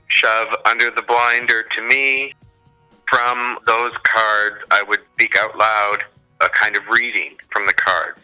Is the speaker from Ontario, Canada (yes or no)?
no; New Brunswick, Canada; moved away as an adult; now in Toronto, Canada; I live in Toronto, but I'm from New Brunswick. I grew up there and I went to university there